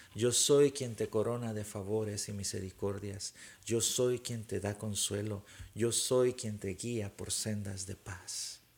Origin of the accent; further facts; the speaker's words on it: Guatemala; cuando estaba pequeño, tendría unos ocho años tal vez, eh, en Guatemala